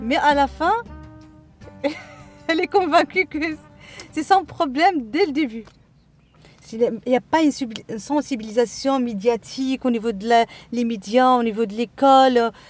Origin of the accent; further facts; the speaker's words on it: Casablanca, Casablanca-Settat, Morocco; moved away as an adult; now in Agadir, Morocco; je suis née à Casa, j'ai fait mes études à Casa